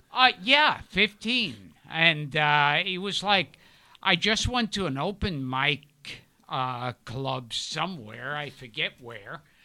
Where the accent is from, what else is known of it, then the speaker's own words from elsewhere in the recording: New York City, New York, United States; also born or lived in Manhattan; I grew up in Brooklyn.